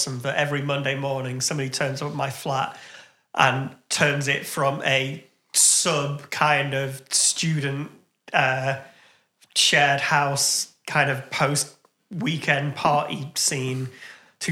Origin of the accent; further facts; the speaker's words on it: United Kingdom; I'm too British